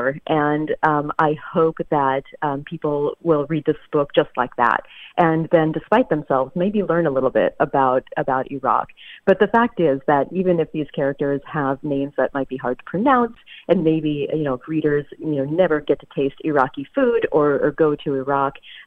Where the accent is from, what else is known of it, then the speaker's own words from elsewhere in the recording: the South, United States; I grew up in the South